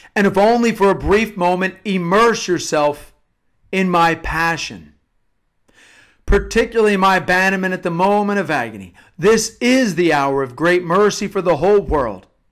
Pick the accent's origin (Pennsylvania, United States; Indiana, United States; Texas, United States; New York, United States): Pennsylvania, United States; Havertown; I'm from Havertown, Pennsylvania